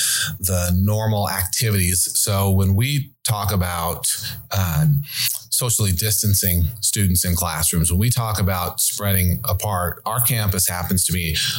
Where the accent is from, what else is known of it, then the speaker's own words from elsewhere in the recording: Montana, United States; I grew up in Montana with a fly rod in my hand.